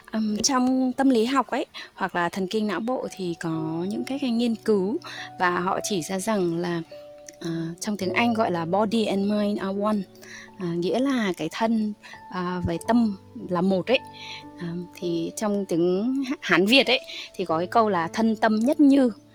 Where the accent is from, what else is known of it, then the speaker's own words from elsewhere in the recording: Hà Tĩnh, Vietnam; mình là người Hà Tĩnh